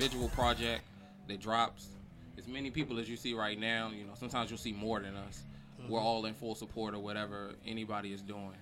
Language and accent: English; Baltimore, Maryland, United States; moved away; I'm from Baltimore.